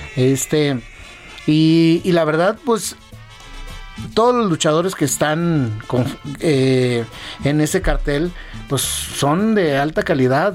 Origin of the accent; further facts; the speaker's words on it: Torreón, Coahuila, Mexico; moved away as an adult; now in Mexico City, Mexico; yo soy de, de Torreón, Coahuila